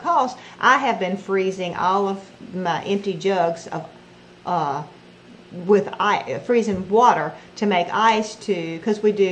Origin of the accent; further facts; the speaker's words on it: Louisiana, United States; now in Mississippi, United States; we're originally from Louisiana. We live in Mississippi now